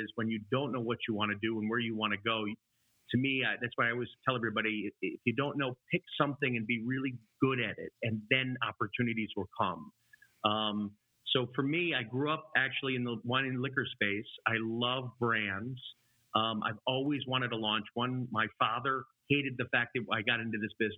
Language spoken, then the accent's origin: English; Chicago, Illinois, United States; I grew up in the suburbs of Chicago. That's where I am now